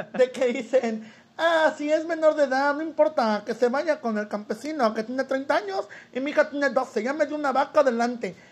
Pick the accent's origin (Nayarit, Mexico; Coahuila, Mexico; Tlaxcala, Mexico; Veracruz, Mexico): Veracruz, Mexico; Soledad de Doblado; Soy originario de Veracruz, de un pequeño pueblito que está a unos 40 minutos que se llama Soledad Doblado